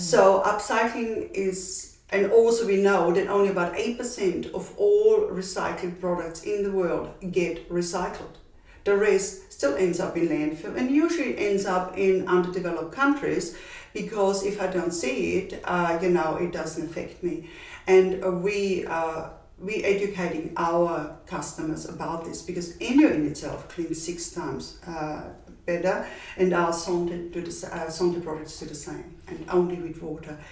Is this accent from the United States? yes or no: no; Austria; accent: Austrian; moved away as an adult; now in Perth, Australia; my accent is Austrian and I'm originally from Austria